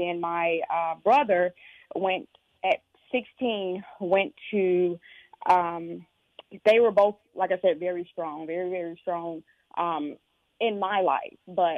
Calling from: Raleigh, North Carolina, United States; I'm calling from North Carolina.

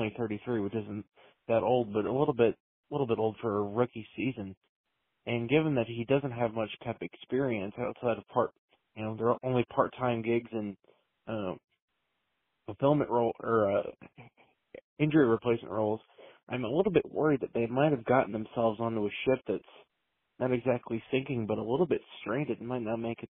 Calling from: Savannah, Georgia, United States; Hey there … calling from Savannah, Georgia.

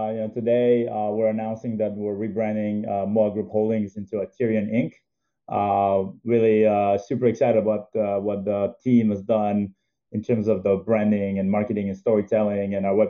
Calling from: New York, United States; I'm calling in from New York. Been here through the entire pandemic and very productive working from home.

